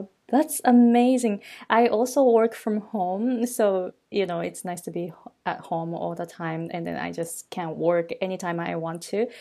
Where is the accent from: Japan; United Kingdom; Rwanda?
Japan; English is a second language; moved away as an adult; also born or lived in California; now in Hawaii, United States; I'm originally from Japan